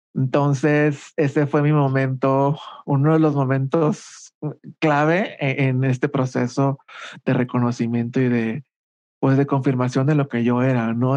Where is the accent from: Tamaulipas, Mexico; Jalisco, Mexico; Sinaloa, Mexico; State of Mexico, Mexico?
Sinaloa, Mexico; Culiacán; moved away as an adult; also born or lived in Monterrey; now in Mexico City, Mexico; soy originario de Culiacán, Sinaloa. Ahí viví los primeros 18 años de mi vida.